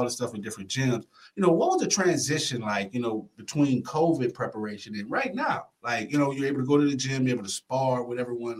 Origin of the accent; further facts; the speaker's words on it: the South, United States; I'm from the South, man.